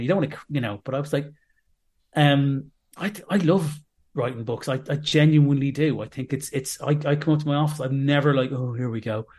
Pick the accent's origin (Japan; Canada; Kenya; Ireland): Ireland; Dublin, Leinster; now in Manchester, United Kingdom; I'm from Dublin